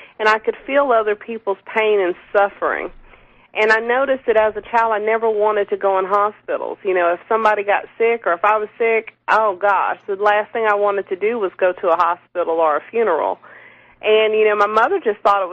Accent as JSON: {"language": "English", "region": "the South", "country": "United States", "tie": "born or raised there", "said": "growing up in the South where I live"}